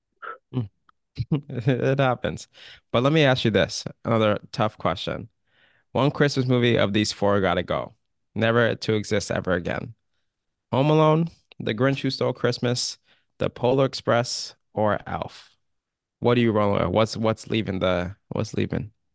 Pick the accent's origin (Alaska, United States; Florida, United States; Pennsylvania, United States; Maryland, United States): Alaska, United States; we do have black people in Alaska. There's a lot of black people in Alaska